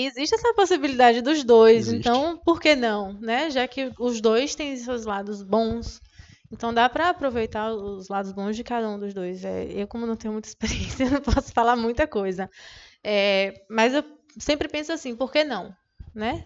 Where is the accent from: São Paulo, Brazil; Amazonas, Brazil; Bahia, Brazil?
Bahia, Brazil; Jequié; moved away; Eu sou, eu venho de Jequié, então lá tinha só a UESB